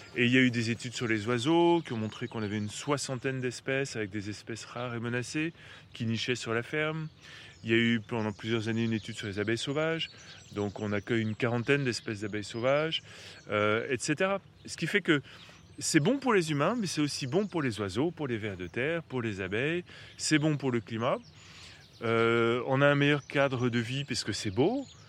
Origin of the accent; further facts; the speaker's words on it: Paris, Île-de-France, France; moved away; also born or lived in Eure; j'ai grandi à Paris, mais ma famille maternelle est de l'heure